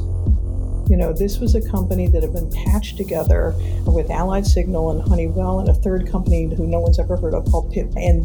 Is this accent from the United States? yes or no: yes; Detroit, Michigan, United States; I grew up in Detroit, Michigan